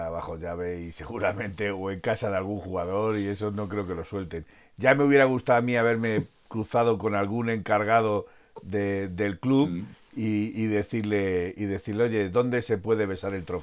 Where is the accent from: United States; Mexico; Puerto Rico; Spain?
Spain; Teruel, Aragon; es de mi tierra es de mi tierra